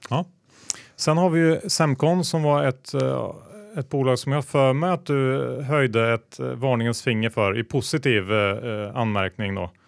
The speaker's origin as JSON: {"language": "Swedish", "country": "Sweden", "said": "som svensk"}